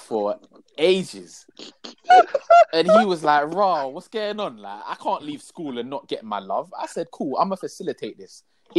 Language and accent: English; London, United Kingdom; I was born in London